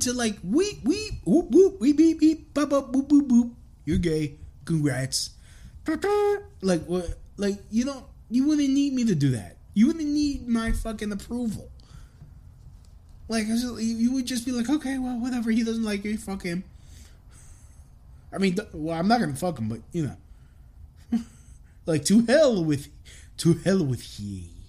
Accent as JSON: {"language": "English", "town": "East New York", "region": "New York", "country": "United States", "tie": "born or raised there", "also_born_or_lived": "Englewood, New Jersey", "said": "No, I was brought up in East New York."}